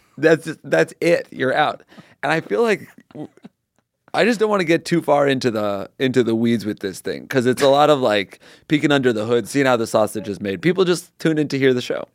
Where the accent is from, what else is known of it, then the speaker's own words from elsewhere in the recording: Connecticut, United States; now in Los Angeles, United States; I grew up on the East Coast, I grew up in Connecticut.